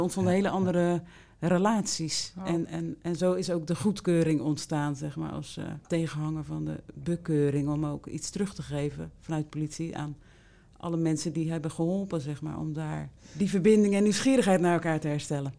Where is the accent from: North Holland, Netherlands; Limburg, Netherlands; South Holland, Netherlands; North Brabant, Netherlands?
South Holland, Netherlands; Rotterdam; Ik kom uit Rotterdam